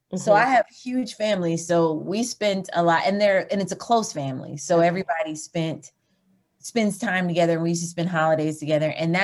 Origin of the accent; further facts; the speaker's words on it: Eureka, Missouri, United States; also born or lived in Sewickley, Pennsylvania / Georgia; And I was raised in Eureka, Missouri. And so my mom and my dad are the ones that are from Georgia.